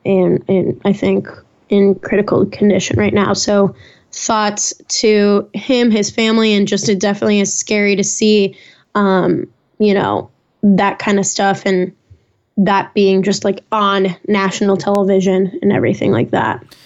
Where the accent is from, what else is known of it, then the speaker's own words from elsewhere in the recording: Chicago and Naperville, Illinois, United States; that's my hometown